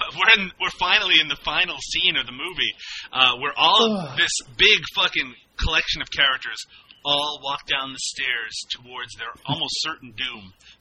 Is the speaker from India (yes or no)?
no; Newfoundland and Labrador, Canada; accent: Newfoundland; And those friends are me. And my Newfoundland accent.